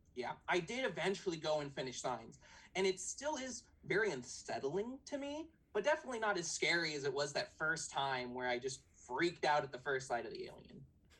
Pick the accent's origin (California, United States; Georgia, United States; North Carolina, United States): California, United States; San Diego; I'm 29 from San Diego